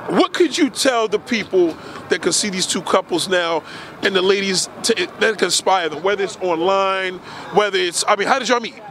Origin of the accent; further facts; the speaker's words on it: New York City, New York, United States; also born or lived in Staten Island; We're New Yorkers